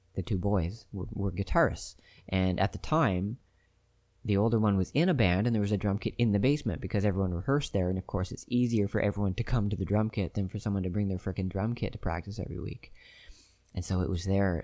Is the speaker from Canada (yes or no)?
yes; Canada; I'm Canadian